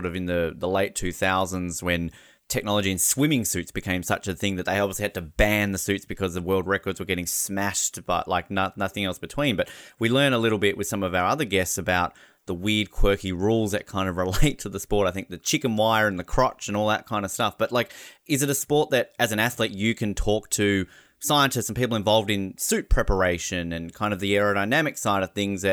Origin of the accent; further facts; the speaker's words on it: Australia; as an Australian who barely gets to see the sport until an Olympics happens